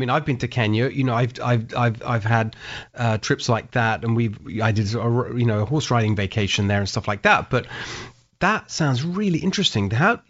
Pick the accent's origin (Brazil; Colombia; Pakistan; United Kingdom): United Kingdom; England; moved away as an adult; now in United States; because my parents are Hungarian, so the same kind of thing, right? They were getting away from that communist system. They ended up in England, that where I grew up.